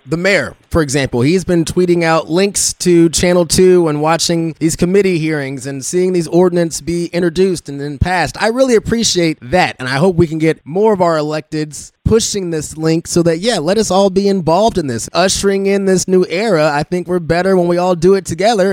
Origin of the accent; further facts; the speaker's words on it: Lee's Summit, Missouri, United States; I came from Lee Summit. I went to high school in Lee Summit.